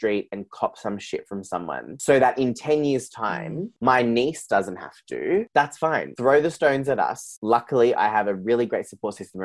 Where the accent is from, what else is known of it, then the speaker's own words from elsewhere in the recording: Geelong, Victoria, Australia; I grew up in Geelong, which is where I'm recording from today